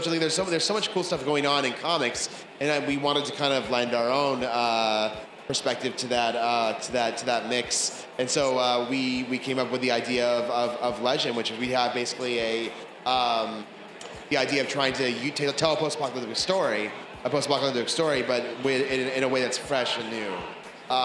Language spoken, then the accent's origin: English; Bay Area, California, United States; We're both from the Bay Area.